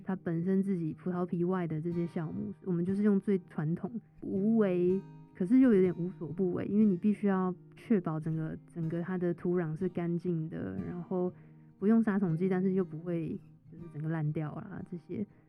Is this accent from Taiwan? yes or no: yes; Taiwan; 因为我是台湾人